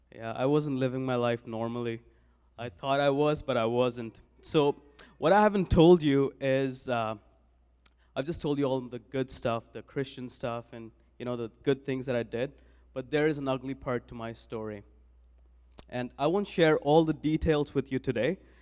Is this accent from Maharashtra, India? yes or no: no; New Delhi, Delhi, India; moved away as an adult; now in Saskatoon, Canada; I was born and raised in New Delhi, India